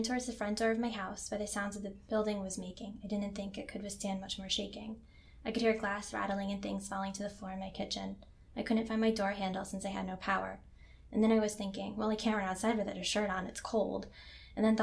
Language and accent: English; Northeast, United States; also born or lived in Boston; now in Anchorage, United States; I'm from the Northeast, where if we get earthquakes, they are small enough that we don't usually feel them.